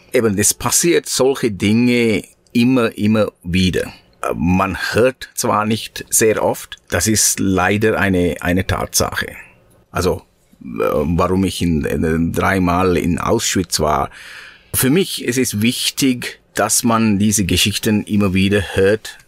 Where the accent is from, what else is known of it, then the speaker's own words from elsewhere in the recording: Sri Lanka; German is a second language; moved away; in meinem Heimat, in Sri Lanka, in 1989, 88, 90, diese Jahren